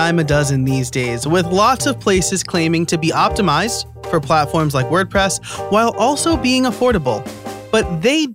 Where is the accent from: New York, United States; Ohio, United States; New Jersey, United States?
New York, United States; now in Pennsylvania, United States; I live in Pennsylvania, I am born and raised in New York.